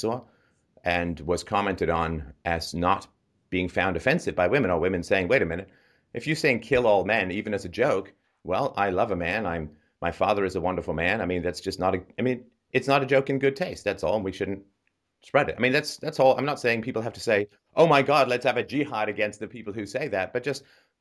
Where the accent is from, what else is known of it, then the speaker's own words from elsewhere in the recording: United Kingdom; I'm British